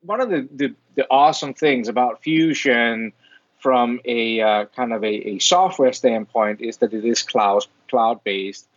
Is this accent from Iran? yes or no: no; Denmark; moved away as an adult; now in Rochester, United States; I'm originally from Denmark. That's where the weird accent and, and weird name comes from